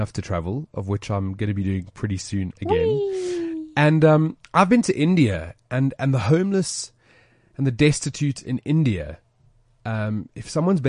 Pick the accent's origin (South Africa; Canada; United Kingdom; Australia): South Africa; us being proudly South African, man.